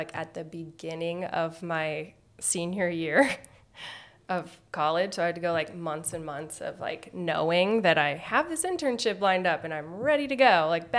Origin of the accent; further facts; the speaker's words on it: Des Moines, Iowa, United States; moved away as an adult; also born or lived in California; now in Bellingham, United States; I am from the Midwest. I grew up in Des Moines, Iowa.